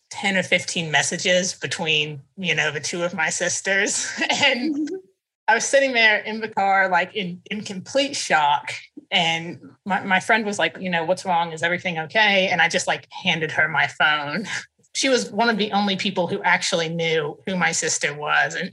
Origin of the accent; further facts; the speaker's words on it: Nizhny Novgorod, Nizhny Novgorod Oblast, Russia; born there; I was born in Nizhny Novgorod in 1999 under the name that you know that I was given.